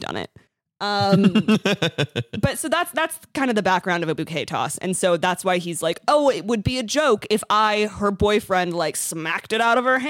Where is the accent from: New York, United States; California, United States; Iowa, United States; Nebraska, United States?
California, United States; accent: Californian